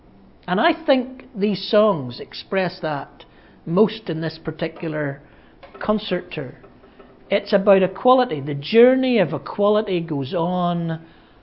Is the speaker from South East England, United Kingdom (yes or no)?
no; Ballymena, Northern Ireland, United Kingdom; also born or lived in Belfast; I'm from Ballymena, which is like being from the Bible Belt